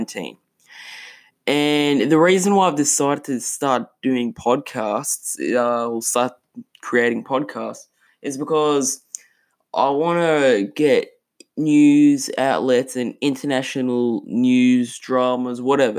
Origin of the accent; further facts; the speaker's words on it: Australia; in Australia, my home country